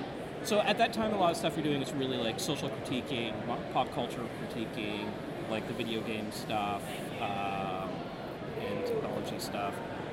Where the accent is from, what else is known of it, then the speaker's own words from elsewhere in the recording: Tasmania, Australia; I don't do anything wrong. I'm from Tasmania.